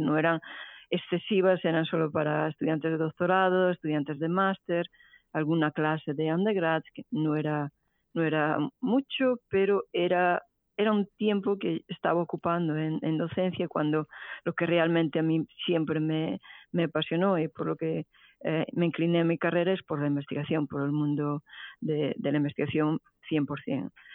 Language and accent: Spanish; Bretoña, Galicia, Spain; moved away as an adult; also born or lived in Santiago de Compostela / Barcelona / Paris; now in Houston, United States; yo soy originariamente de Galicia, eh, en concreto de Bretoña, que es un pueblo de la provincia de Lugo